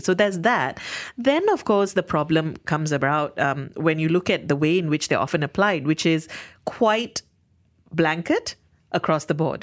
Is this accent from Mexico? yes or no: no; Malaysia; being in Malaysia because we are a multilingual country and a lot of us do speak English on a daily basis